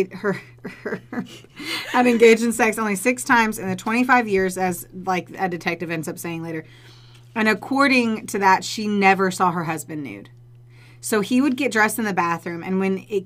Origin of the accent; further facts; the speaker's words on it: Indiana, United States; I'm from Indiana, and so it's a conservative state